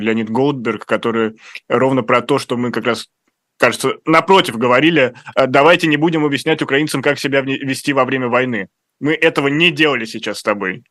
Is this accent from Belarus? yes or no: no; Russia; я из России